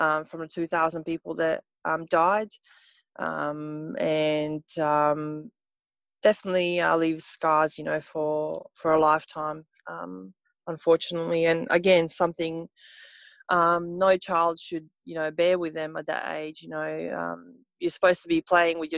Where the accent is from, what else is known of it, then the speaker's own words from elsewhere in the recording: Montenegro; English is a second language; moved away as an adult; now in Australia; I'm from Montenegro